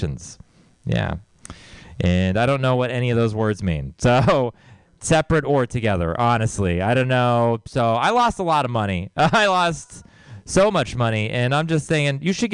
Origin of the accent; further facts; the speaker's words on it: Texas, United States; moved away; I grew up in Texas, so you might know it's like a really religious place